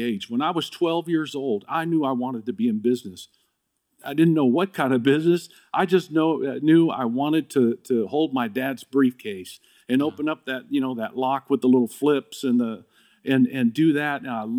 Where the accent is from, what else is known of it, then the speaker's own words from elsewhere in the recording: Dallas, Texas, United States; now in California, United States; Because I came to California from Dallas when we moved out here.